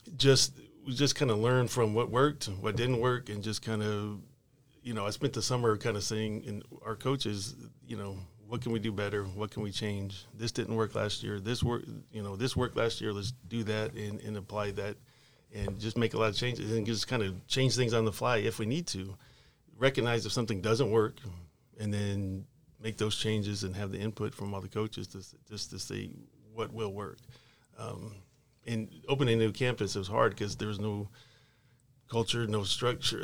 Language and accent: English; Arlington, Texas, United States; also born or lived in Fort Worth, Texas / Mansfield, Texas / Forney, Texas; I grew up mainly in Arlington. I went to school in Arlington, Sam Houston High School